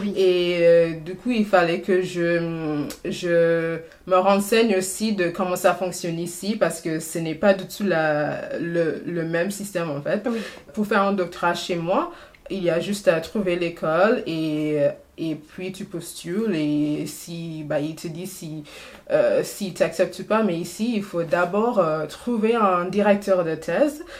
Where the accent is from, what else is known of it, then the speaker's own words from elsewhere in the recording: Trinidad & Tobago; French is a second language; moved away as an adult; now in France; j'ai fait jusqu'à euh, mon M2 à Trinity et Tobago